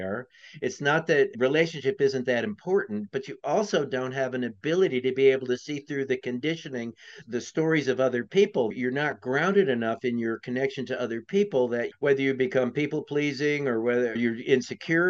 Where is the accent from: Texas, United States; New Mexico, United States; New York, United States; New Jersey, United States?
New York, United States; moved away as an adult; also born or lived in California; I grew up in New York. I lived on the address that people die for.